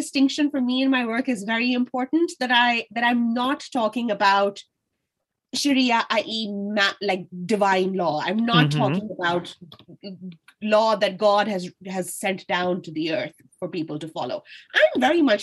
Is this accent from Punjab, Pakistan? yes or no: yes; Lahore, Punjab, Pakistan; moved away as an adult; now in Dublin, Ireland; I am from Lahore. I was born and bred there.